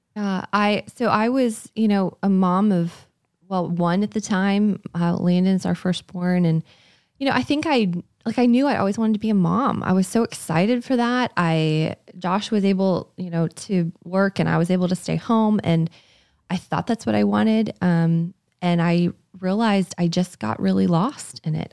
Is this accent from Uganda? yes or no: no; Canada; moved away; I'm from Canada, and we had gone back to my parents' house